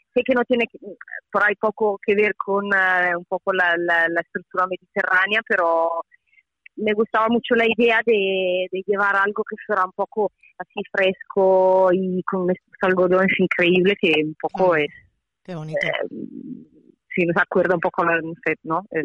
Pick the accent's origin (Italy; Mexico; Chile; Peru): Italy; Spanish is a second language; soy italiana